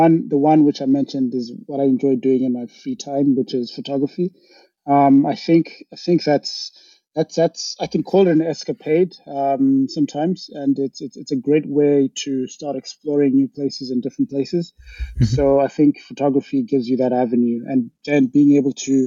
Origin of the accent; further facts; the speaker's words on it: Harare, Zimbabwe; moved away as an adult; now in London, United Kingdom; I'm from Zimbabwe. That's where I grew up. That's where I was raised. So Harare specifically